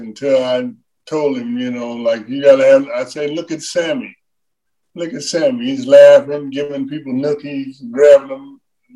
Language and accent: English; Cincinnati, Ohio, United States; I was from Cincinnati